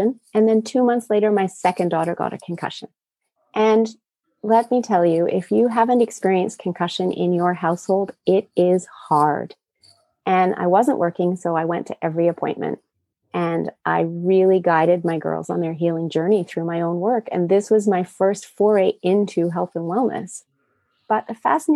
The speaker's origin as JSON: {"language": "English", "country": "Japan", "tie": "born or raised there", "moved": "yes", "said": "I was raised in Japan in the 70s in a highly toxic environment."}